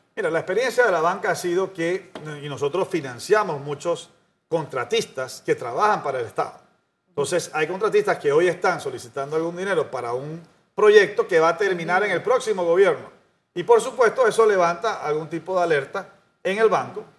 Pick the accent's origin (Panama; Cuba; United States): Panama